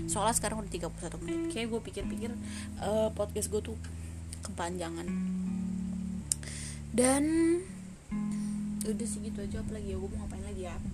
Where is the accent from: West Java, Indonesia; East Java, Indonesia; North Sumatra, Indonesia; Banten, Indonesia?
Banten, Indonesia; Tangerang; gue warga Tangerang asli nih kecil di Tangerang gede di Tangerang main di Tangerang gitu